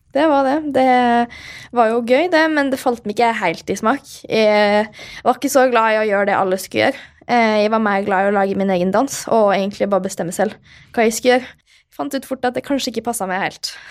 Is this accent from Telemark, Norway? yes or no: no; Molde, Møre og Romsdal, Norway; moved away; Jeg er jo hjemme i Molde da, på en eh, liten tur, og det er veldig hyggelig å være her og trene litt og se familien igjen